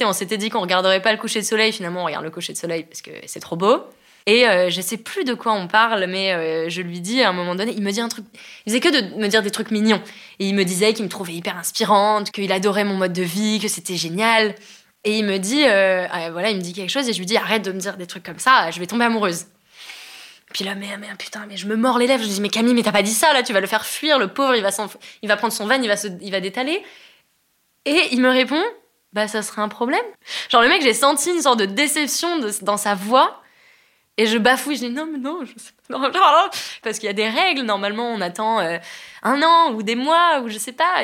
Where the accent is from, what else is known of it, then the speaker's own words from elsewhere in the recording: France; je suis française